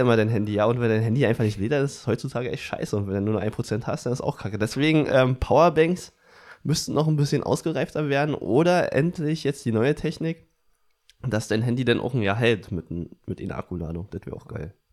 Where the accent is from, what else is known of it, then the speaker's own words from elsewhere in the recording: Brandenburg, Germany; aus Brandenburg